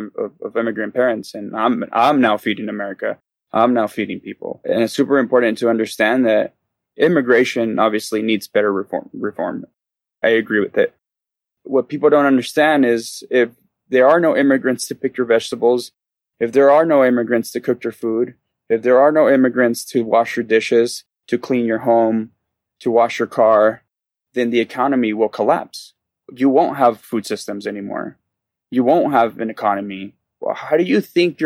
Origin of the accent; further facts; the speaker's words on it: Denver, Colorado, United States; also born or lived in El Paso, Texas; I was born in El Paso, Texas, and I lived there for a little bit of my childhood, and then I actually spent a lot of my childhood in Denver as well